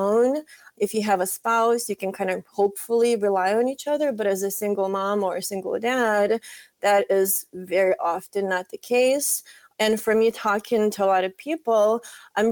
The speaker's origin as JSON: {"language": "English", "country": "Lithuania", "moved": "yes", "said": "I am originally from Lithuania"}